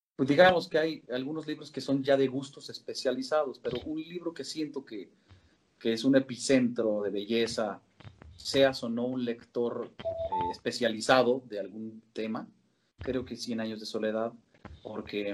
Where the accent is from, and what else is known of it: Querétaro, Mexico; born or raised there; also born or lived in Sinaloa, Mexico